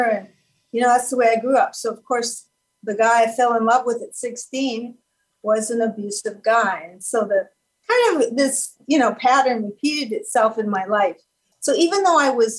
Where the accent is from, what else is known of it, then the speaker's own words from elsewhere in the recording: Canada; So I was born in Canada. I'm a French Canadian girl